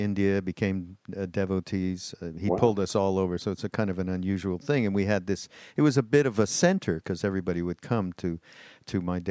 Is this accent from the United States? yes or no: no; Canada; also born or lived in Quebec; I'm from Canada, so we live just over the border in Quebec